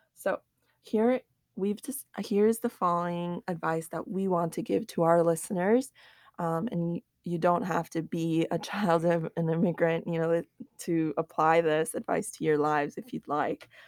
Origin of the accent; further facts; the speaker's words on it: United States; growing up, especially in America